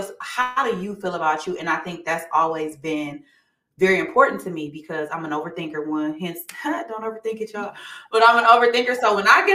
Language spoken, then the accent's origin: English; Saginaw, Michigan, United States; now in Atlanta, United States; I'm from Saginaw originally